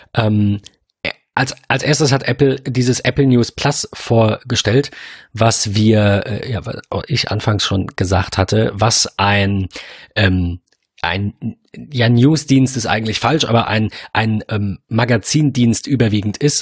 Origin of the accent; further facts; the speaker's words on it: Germany; als Deutscher, wir sind ein sehr, wir sind ein Bargeldland